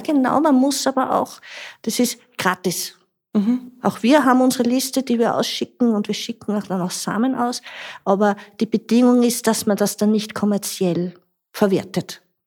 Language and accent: German; Tulln, Lower Austria, Austria; moved away as an adult; now in Grundlsee, Austria; ich bin eigentlich aus Tulln, aus einem ganz flachen Land